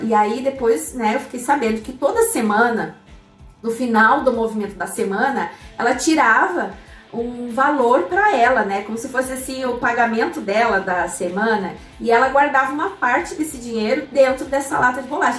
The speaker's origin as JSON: {"language": "Portuguese", "town": "Curitibanos", "region": "Santa Catarina", "country": "Brazil", "tie": "born or raised there", "also_born_or_lived": "Cascavel, Paraná / Florianópolis", "moved": "as an adult", "said": "nós voltamos para a cidade onde eu cresci, que é uma cidade chamada Curitibanos, no interior de Santa Catarina, na Serra Catarinense"}